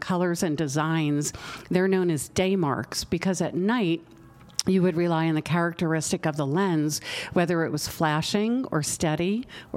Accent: South Amboy, New Jersey, United States; also born or lived in Atlantic City, New Jersey; I'm born and bred in New Jersey. I'm from South Amboy

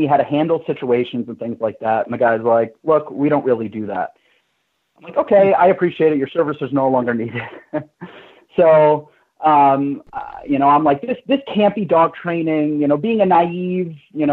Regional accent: New York City, New York, United States; moved away as an adult; I'm originally from New York, born and raised in Manhattan

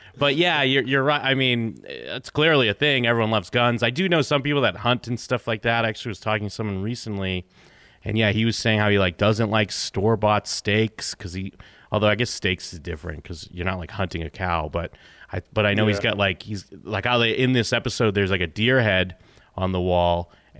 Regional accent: Massachusetts, United States; now in Las Vegas, United States; I mean, I guess moving, I grew up in Massachusetts, so on the East Coast. Now I live in Vegas, in Nevada.

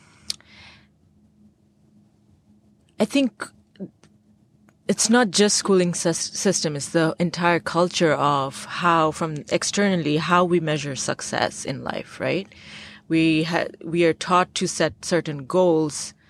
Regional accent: Bangladesh; I grew up in the Bay of Bengal right near Sundarbans, which is the largest mangrove forest

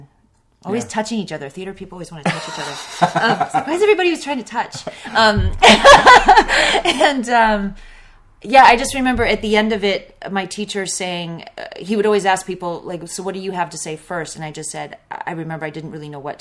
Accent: Colorado, United States; also born or lived in New York; I was born in New York and spent a couple of years there as a child and then moved to Colorado, and that's where I grew up

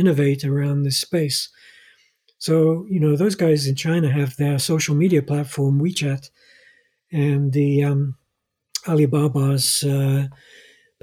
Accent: Norway; In my home country, Scandinavia and Norway

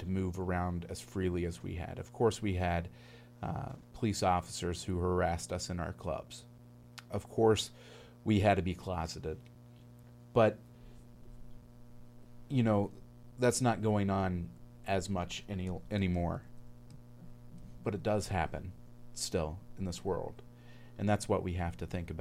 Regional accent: Northern Indiana, United States; I come from Northern Indiana as well

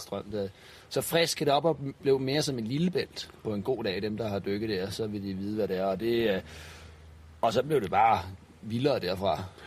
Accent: Denmark; hjemme i Danmark

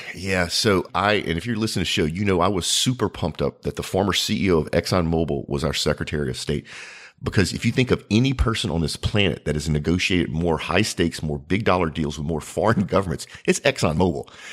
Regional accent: United States; as an American

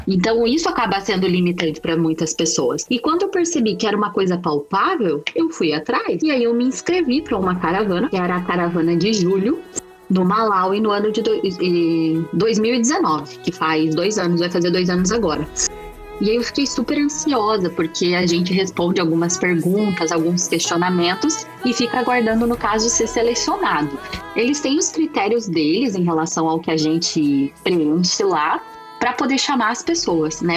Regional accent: Curitiba, Paraná, Brazil; eu junto com as minhas vizinhas do prédio onde a gente morava em Curitiba, que eu sou curitibana

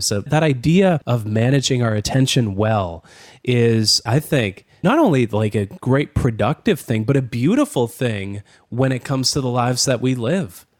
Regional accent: Canada; as a Canadian

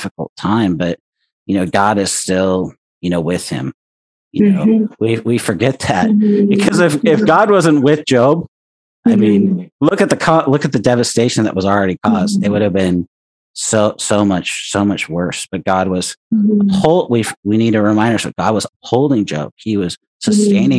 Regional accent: California, United States; now in Oregon, United States; being Californian out here in Oregon

